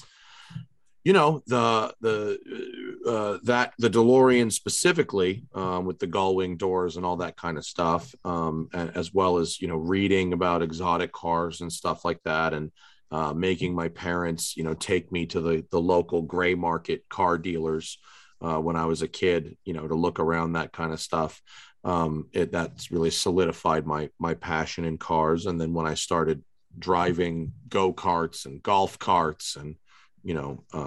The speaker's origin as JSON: {"language": "English", "area": "Westchester County", "region": "New York", "country": "United States", "tie": "born or raised there", "also_born_or_lived": "New Jersey / Atlanta / Philadelphia", "moved": "as an adult", "lives_now": "California, United States", "said": "I grew up in Westchester County, New York"}